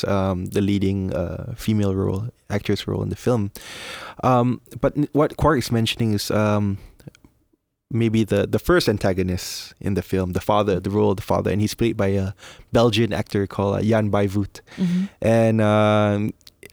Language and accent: English; Malaysia; moved away as an adult; now in Philippines; I'm Malaysian, so coming here, like when I'm in my early 20s, I've been here almost 10 years now.